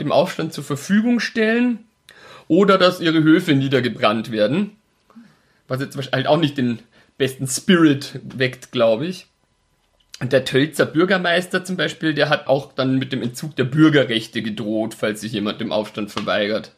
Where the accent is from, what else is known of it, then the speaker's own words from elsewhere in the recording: Altötting, Bavaria, Germany; Burghausen, das ist so die Gegend, wo ich aufgewachsen bin. Also komme aus Altötting